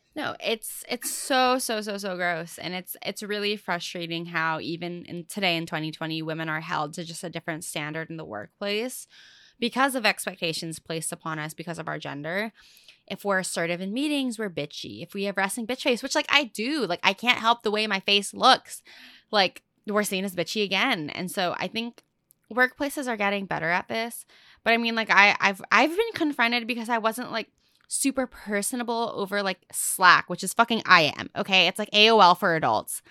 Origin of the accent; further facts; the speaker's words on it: Fullerton, California, United States; first language English; also born or lived in La Habra; I'm from Fullerton. I was born in La Habra